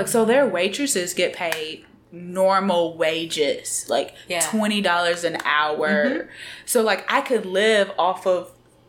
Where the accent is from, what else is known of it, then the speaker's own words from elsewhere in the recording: Alabama, United States; And when I would tell people I'm from Alabama, they would say Roll Tide.